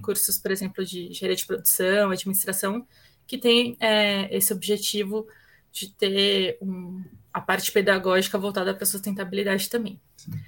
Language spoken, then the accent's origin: Portuguese; São Paulo, Brazil; nasci aqui em São Paulo, né, para começar, aqui na Zona Leste de São Paulo, nascida, criada, enraizada aqui.